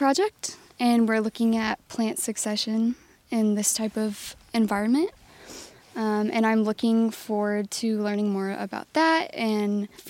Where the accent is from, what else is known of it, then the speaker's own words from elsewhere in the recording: Indiana, United States; I grew up in Indiana. The outdoor community isn't as big as you might find like out west or in Colorado.